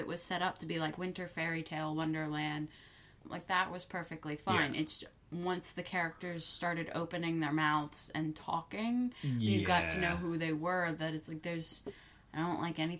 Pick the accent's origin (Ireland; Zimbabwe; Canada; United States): United States; moved away as an adult; also born or lived in Moscow; now in United Kingdom; I'm from the States